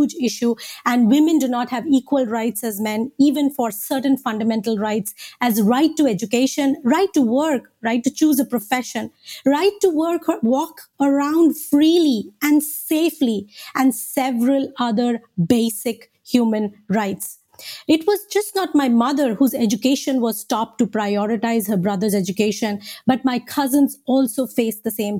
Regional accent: India; moved away; I was born and raised in India

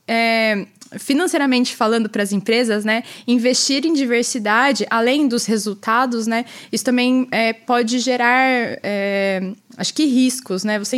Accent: Campinas, São Paulo, Brazil; eu nasci e cresci em Campinas, no interior de São Paulo.

